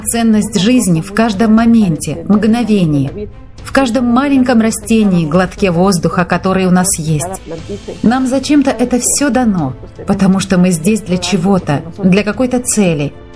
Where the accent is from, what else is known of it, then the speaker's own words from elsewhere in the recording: Ecuador; also born or lived in Guano, Chimborazo, Ecuador; Я из Эквадора.